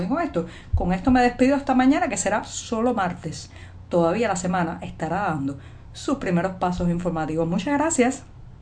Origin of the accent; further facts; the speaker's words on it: Cuba; cubana, periodista, ciudadana